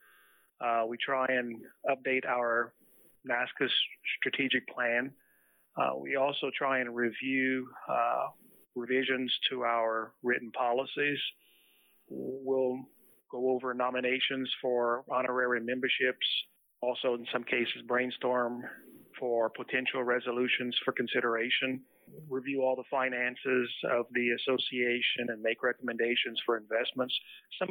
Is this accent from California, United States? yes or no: no; Louisiana, United States; I'm from Louisiana. I am the assistant executive director for the Louisiana Board of Pharmacy